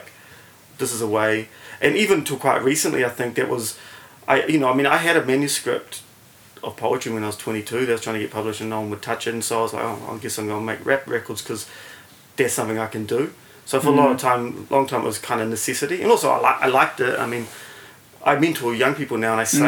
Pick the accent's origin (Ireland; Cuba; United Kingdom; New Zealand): New Zealand; Auckland; also born or lived in Melbourne; I grew up in Grey Lynn in central Auckland.